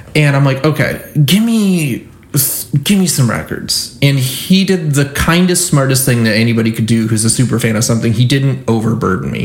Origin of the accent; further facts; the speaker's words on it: Michigan, United States; I'm from Michigan